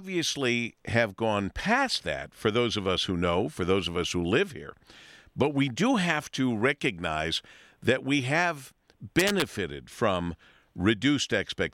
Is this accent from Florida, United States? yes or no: no; Detroit, Michigan, United States; we're from Detroit